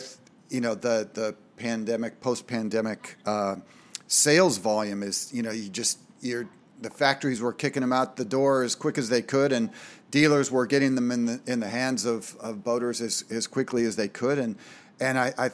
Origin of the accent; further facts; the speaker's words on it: Minnesota, United States; Everybody I knew growing up in Minnesota had a lake cabin with boats